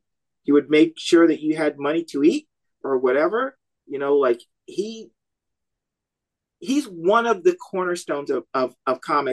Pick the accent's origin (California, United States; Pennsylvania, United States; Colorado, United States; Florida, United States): Florida, United States; Orlando; now in San Antonio, United States; No, I'm from Orlando.